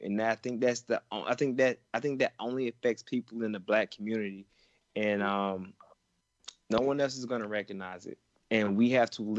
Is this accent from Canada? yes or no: no; Georgia, United States; born or raised there